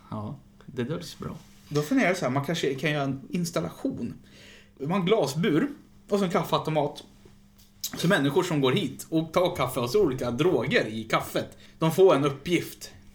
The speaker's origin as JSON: {"language": "Swedish", "town": "Västerås", "region": "Västmanland", "country": "Sweden", "said": "Jag är ju från Västerås"}